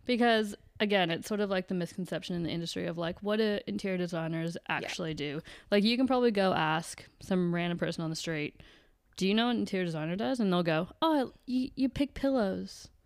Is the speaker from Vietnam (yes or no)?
no; Canada; now in Australia; I'm from Canada